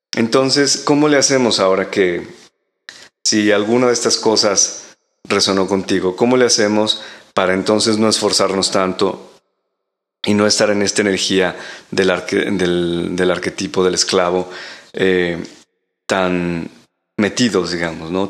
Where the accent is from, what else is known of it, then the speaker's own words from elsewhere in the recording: Mexico; moved away as an adult; now in Europe; vivo en Europa desde hace casi 15 años y en algunos otros países también, eh, en Latinoamérica, porque ahí nací en México